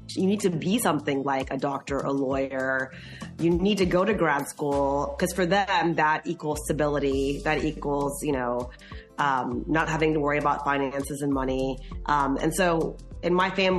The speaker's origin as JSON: {"language": "English", "town": "Charleston", "region": "West Virginia", "country": "United States", "tie": "born or raised there", "also_born_or_lived": "Texas / Bombay, India / Chicago / New York City", "moved": "yes", "lives_now": "Dallas, United States", "said": "was actually born in West Virginia, Charleston, West Virginia."}